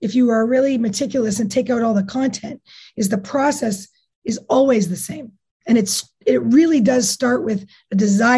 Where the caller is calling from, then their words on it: Whistler, British Columbia, Canada; Today I'm in Whistler.